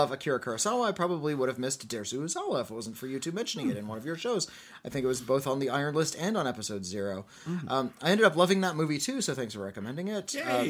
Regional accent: Finland; English is a second language; The film is from my home country of Finland, and it was released here just this year.

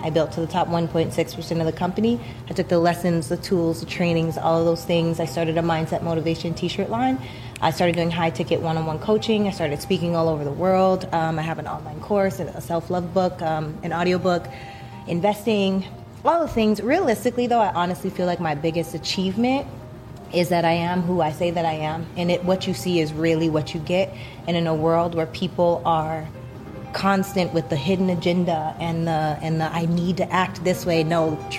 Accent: Canada; now in Los Angeles, United States; Yes. We're both actually from Canada.

